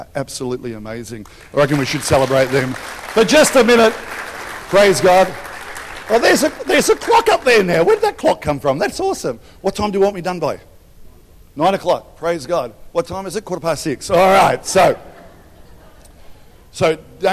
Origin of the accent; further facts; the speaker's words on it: Albury, New South Wales, Australia; I grew up in Albury